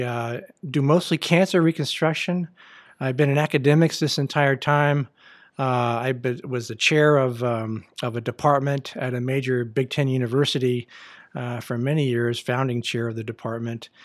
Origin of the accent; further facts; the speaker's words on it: United States; I am an American